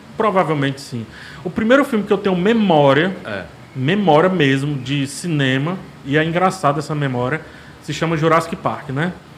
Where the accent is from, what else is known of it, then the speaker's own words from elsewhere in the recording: Fortaleza, Ceará, Brazil; Ah, eu nasci aqui em Fortaleza, né? Sou daqui de Fortaleza